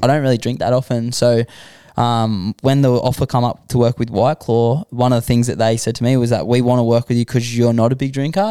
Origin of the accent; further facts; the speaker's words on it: Sydney, New South Wales, Australia; I grew up in Western Sydney